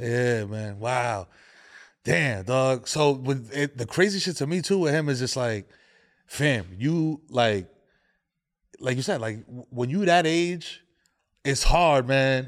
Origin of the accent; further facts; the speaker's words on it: New York City, New York, United States; Born and raised in the Bronx